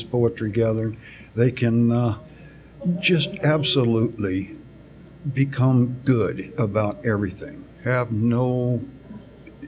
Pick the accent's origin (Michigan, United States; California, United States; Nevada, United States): Nevada, United States; Elko; I was born right here in Elko